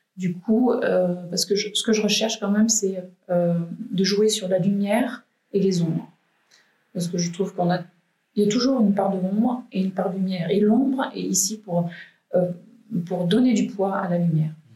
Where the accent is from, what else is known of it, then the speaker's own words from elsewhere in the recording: Valence, Auvergne-Rhône-Alpes, France; also born or lived in Malissard; moi je suis valentinoise, je suis née à Valence euh, et j'habite ici à Malissard avec ma petite famille